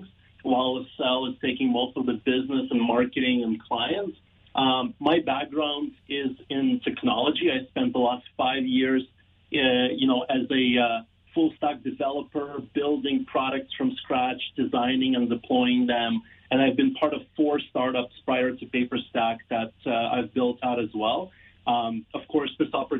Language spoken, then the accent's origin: English; Ukraine; also born or lived in Toronto; now in Canada; I'm an immigrant from Ukraine